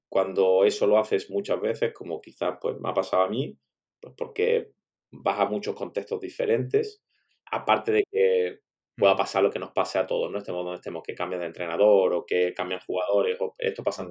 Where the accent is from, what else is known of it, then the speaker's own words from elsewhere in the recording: Málaga, Andalusia, Spain; moved away as an adult; also born or lived in China; estando ahora en Málaga, que bueno, pues como comentabas, para que no lo sepa, resulta que, es mi ciudad natal además